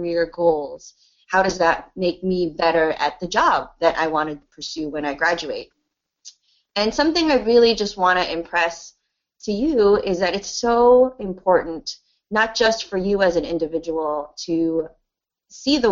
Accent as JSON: {"language": "English", "country": "United States", "tie": "born or raised there", "said": "I was born in the United States"}